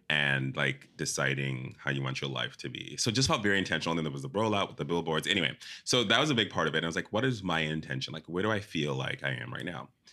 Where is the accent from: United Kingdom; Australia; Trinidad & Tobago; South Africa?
South Africa; moved away; also born or lived in Zimbabwe; I was born in Zimbabwe, grew up in South Africa